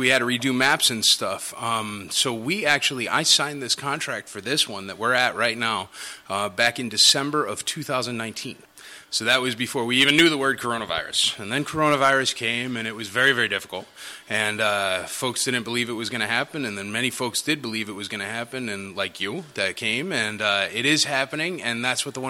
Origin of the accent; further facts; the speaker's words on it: Nashville, Tennessee, United States; I'm from Nashville and I love Nashville